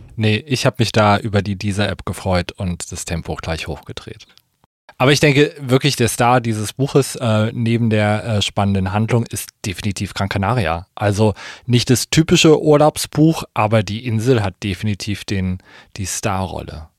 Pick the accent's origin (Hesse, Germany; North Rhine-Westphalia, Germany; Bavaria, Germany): Hesse, Germany; Kassel; meine Heimatstadt